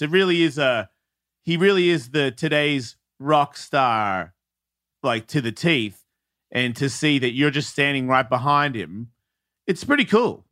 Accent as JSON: {"language": "English", "country": "Australia", "said": "being an Australian"}